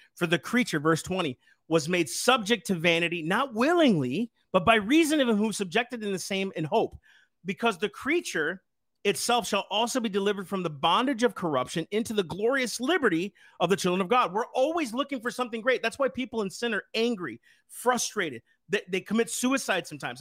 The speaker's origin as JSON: {"language": "English", "country": "United States", "said": "I'm an American. I'm a citizen"}